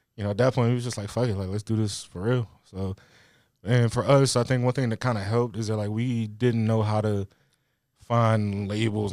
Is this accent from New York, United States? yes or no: no; Louisa, Virginia, United States; moved away as an adult; now in Richmond, United States; I grew up in the country, a place called Louisa, like, not far from here.